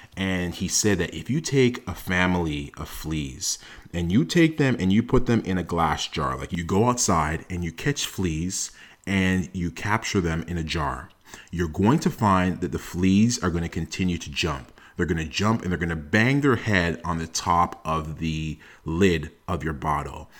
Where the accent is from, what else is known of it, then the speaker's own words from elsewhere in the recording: Toronto, Ontario, Canada; I am a first generation Canadian. I was born in Toronto